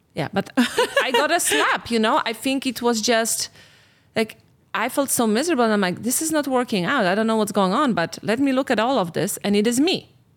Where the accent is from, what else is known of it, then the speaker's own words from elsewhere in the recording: Poland; moved away as an adult; I'm from Poland.